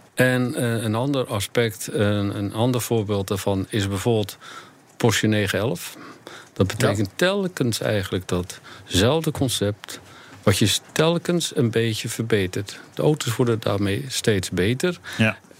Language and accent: Dutch; near Rotterdam, South Holland, Netherlands; ik kom uit de buurt van Rotterdam